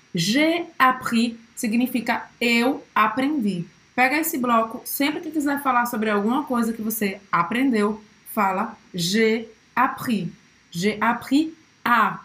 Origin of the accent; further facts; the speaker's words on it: Brazil; sou brasileira